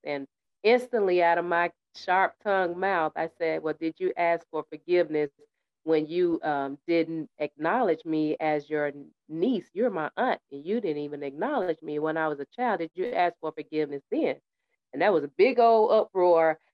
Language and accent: English; United States; also born or lived in Tennessee / New York; I was raised up in Tennessee in the winter with my great aunt and in New York with my mother